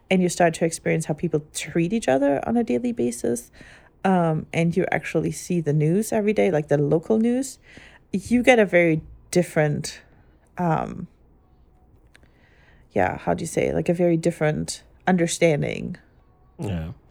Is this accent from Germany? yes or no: yes; Germany; growing up in Germany and ever only ever going to Catholic church.